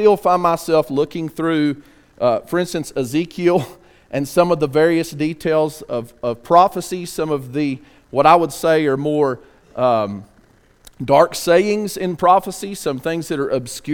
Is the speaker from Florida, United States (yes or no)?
no; West Texas, United States; I'm from West Texas too